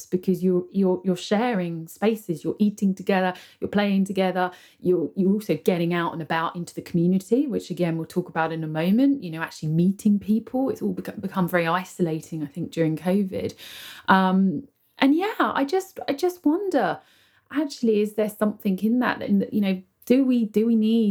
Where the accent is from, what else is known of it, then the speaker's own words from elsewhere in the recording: United Kingdom; I live here, I'm British.